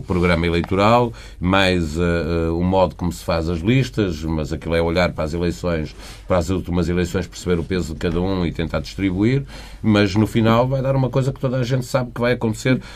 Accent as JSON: {"language": "Portuguese", "country": "Portugal", "said": "eu eh, sendo português, gostava de viver na Suécia"}